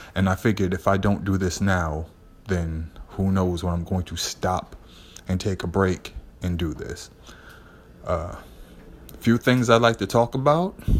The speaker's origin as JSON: {"language": "English", "town": "Boston", "region": "Massachusetts", "country": "United States", "said": "I'm from Lower Roxbury"}